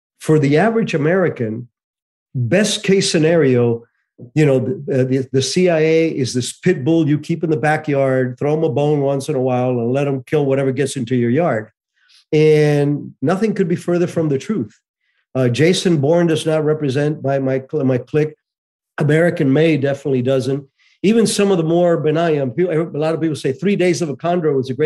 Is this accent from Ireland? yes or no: no; Cuba; moved away; I was born in Cuba in 1951